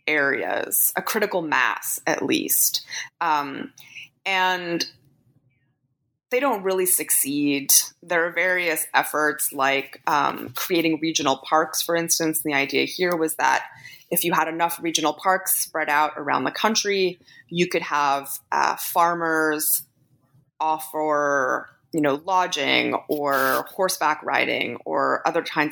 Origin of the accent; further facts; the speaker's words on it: Canada; I'm Canadian